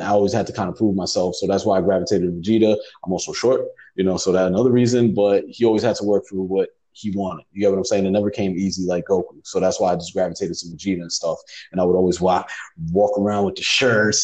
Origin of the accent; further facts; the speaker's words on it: New York City, New York, United States; also born or lived in Puerto Rico; growing up in the Bronx.